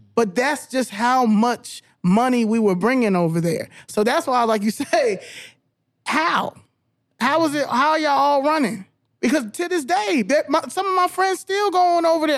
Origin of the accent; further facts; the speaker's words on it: Albany, New York, United States; first language English; I was born in Albany, New York